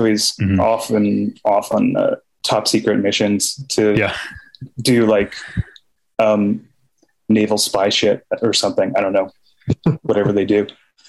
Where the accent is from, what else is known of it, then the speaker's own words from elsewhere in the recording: Park City, Utah, United States; now in Los Angeles, United States; I grew up in Park City